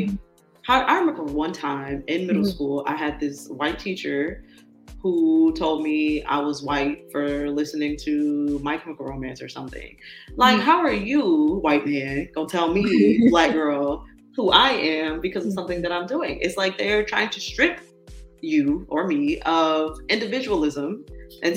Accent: California, United States; moved away as an adult; we grew up in California

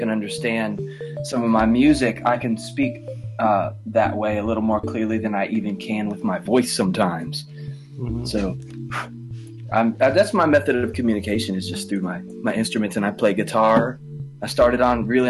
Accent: Orlando, Florida, United States; now in Asheville, United States; I was born in Florida, in Orlando, Florida

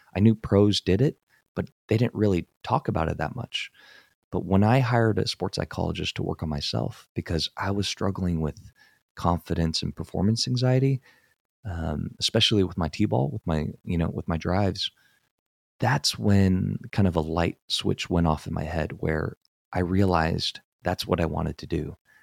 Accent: San Francisco Bay Area, California, United States; I grew up in the Bay Area, in San Francisco Bay Area

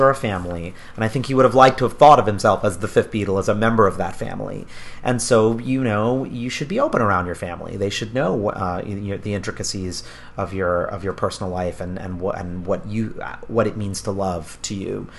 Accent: New York, United States; I'm a New Yorker as well.

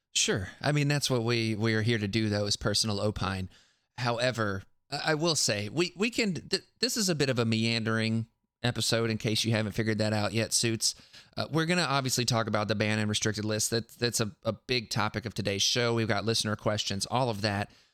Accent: South Carolina, United States; now in Tennessee, United States; I live in Tennessee now, but I grew up and learned in South Carolina

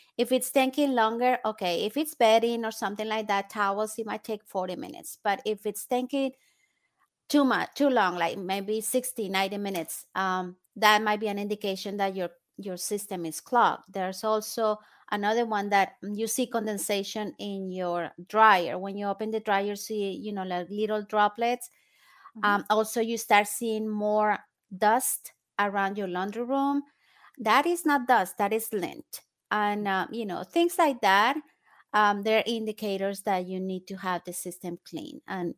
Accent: Colombia; now in United States; I am originally from Colombia in South America. And I was born and raised there. And then I came to the States.

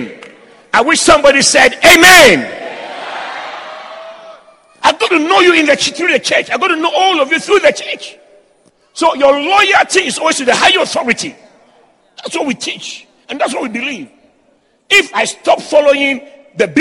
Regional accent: Ghana; I'm from Ghana

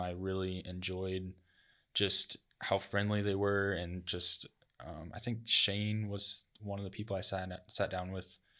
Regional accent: Lincoln, Nebraska, United States; moved away as an adult; now in Sioux City, United States; I'm originally from Lincoln, from a small town, and so moving up here to Sioux City was a little different.

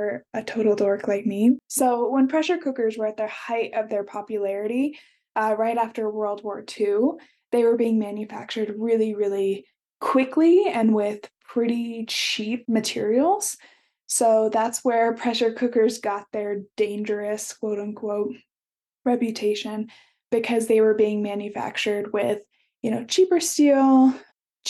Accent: Midwest, United States; I grew up in the Midwest

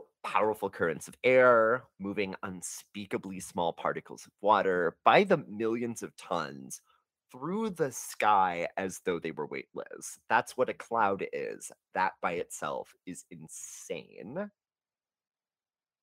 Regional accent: North Texas, United States; we are both from North Texas

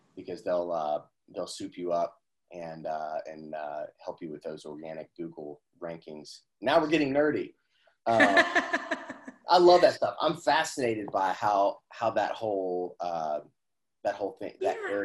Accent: Indiana, United States; I'm from Indiana, so my my whole family were uh, grocers

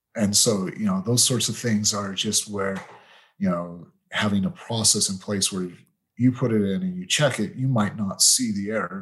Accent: Utah, United States; moved away as an adult; also born or lived in United Kingdom; that's where I grew up. So I'm originally from Utah.

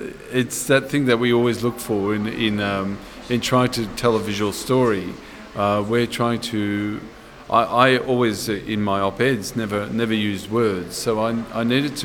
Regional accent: Vienna, Austria; born there; because I was born in Vienna, my father's born in Breslau, my father lived in Vienna

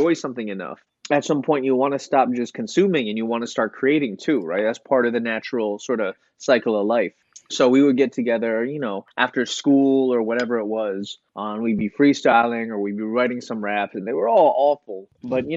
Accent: East Coast, United States; also born or lived in Chicago, Illinois / Delaware / Connecticut; I was born in Chicago, Illinois. I grew up on the East Coast. I grew up in kind of between Delaware and Connecticut.

